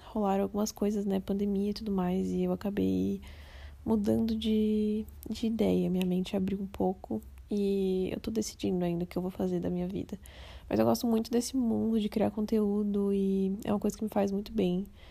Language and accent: Portuguese; Florianópolis, Santa Catarina, Brazil; now in Criciúma, Brazil; eu sou de Floripa, Santa Catarina, mas atualmente eu moro em Criciúma